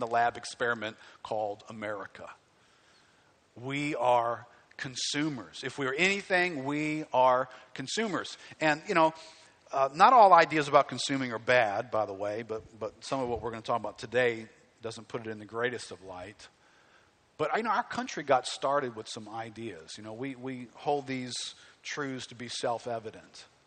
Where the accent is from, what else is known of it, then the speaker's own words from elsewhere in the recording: United States; I hate being an American